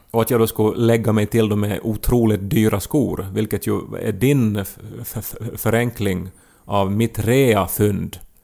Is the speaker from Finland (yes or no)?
yes; Pedersöre, Ostrobothnia, Finland; när vi växte upp i Pedersöre